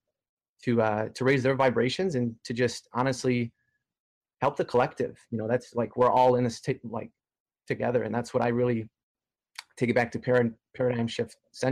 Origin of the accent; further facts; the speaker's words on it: Detroit, Michigan, United States; now in Toronto, Canada; I'm from Detroit, Michigan originally